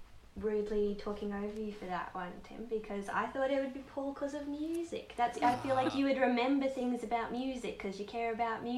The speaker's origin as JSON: {"language": "English", "region": "Queensland", "country": "Australia", "said": "I'm from Queensland."}